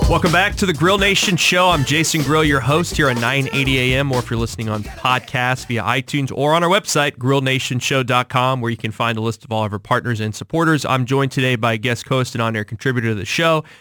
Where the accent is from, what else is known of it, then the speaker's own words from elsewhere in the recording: Kansas City, Missouri, United States; I grew up in the Northland